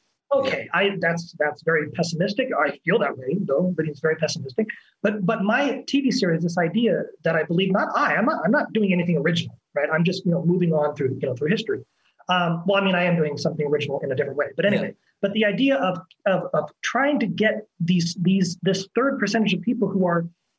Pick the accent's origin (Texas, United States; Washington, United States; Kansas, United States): Washington, United States; moved away as an adult; now in Belo Horizonte, Brazil; I'm an actor from Washington State. I've been in Belo Horizonte, Brazil for the last 9 years